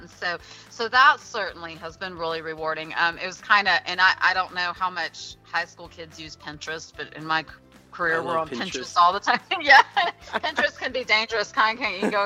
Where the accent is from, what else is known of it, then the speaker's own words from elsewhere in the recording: Pleasanton, Texas, United States; I actually grew up in Pleasanton